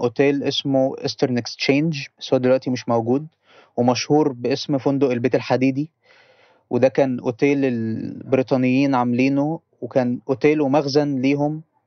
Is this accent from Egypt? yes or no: yes; Port Said, Port Said Governorate, Egypt; عندنا في بورسعيد